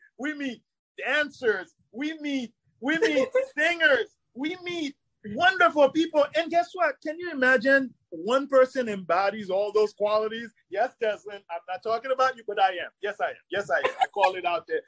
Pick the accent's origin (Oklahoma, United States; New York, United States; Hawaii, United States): New York, United States; New York City; also born or lived in Haiti; I grew up in Brooklyn